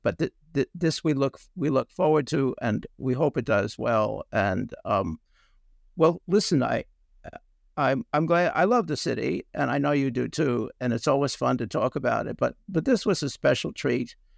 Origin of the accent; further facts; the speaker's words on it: New York City, New York, United States; us, the New Yorker